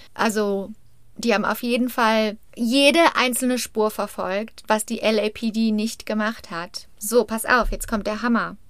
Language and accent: German; Germany; now in United States; Ich bin ja Deutsche